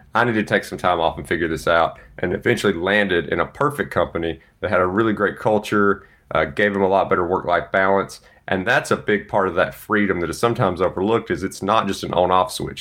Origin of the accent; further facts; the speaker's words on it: Mississippi, United States; moved away; eight hours from Dallas to my hometown. Really excited to get to see the parents